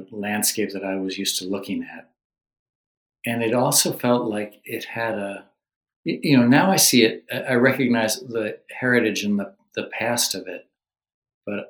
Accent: New Jersey, United States; moved away as an adult; now in Maine, United States; I came from the Garden State of New Jersey.

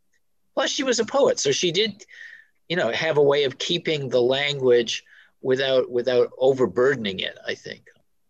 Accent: Belfast, Maine, United States; I grew up in Belfast on the other side of Penobscot Bay, the western side.

